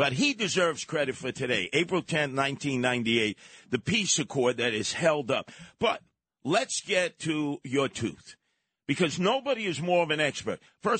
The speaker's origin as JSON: {"language": "English", "country": "United States", "said": "I'm American. He said, I could tell by the way you're speaking."}